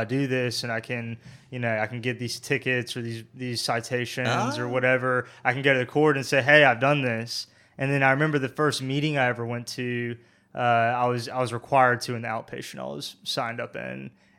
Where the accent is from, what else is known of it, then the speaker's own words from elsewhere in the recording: Burlington, North Carolina, United States; You were in Graham, and I grew up in Burlington.